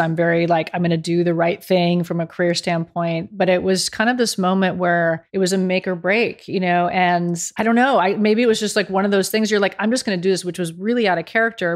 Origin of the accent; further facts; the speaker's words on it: near Berkeley, California, United States; moved away as an adult; also born or lived in Dallas / New York; as a California girl, I grew up near Berkeley